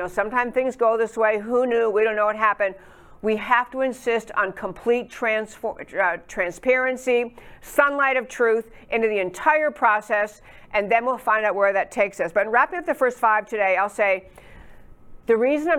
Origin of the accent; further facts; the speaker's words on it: Texas, United States; I'm a Texan, he's our senator